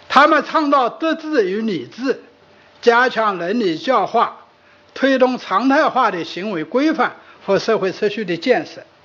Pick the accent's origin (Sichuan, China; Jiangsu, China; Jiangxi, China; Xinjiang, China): Sichuan, China; accent: Sichuanese; 我们四川话